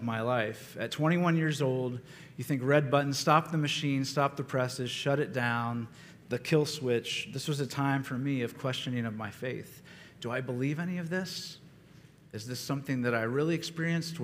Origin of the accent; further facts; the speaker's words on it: Ohio, United States; I grew up in Ohio, and some of my earliest memories were of my mother taking me to church